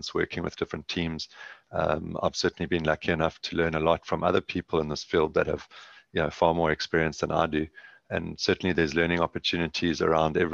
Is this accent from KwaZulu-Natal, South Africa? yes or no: yes; KwaZulu-Natal, South Africa; now in Southern Cape, South Africa; Grew up on a farm, between a farm and a house in KwaZulu-Natal